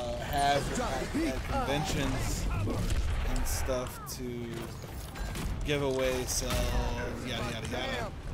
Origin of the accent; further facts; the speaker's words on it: United States; Considering I'm American.